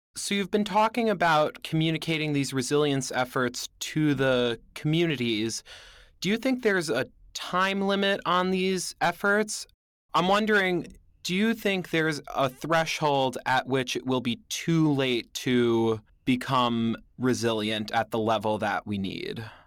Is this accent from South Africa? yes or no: no; northern Westchester County, New York, United States; I lived through Hurricane Sandy at my home in northern Westchester County, a suburb of New York City